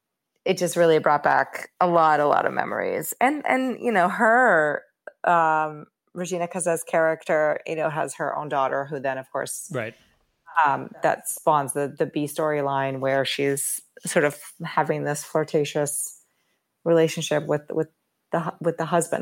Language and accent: English; Rio de Janeiro, Brazil; And I grew up in Rio.